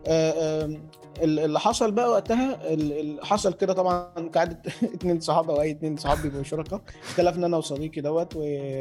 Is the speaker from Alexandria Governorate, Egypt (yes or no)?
no; Badrashin, Giza Governorate, Egypt; انا من الجيزه في البدرشين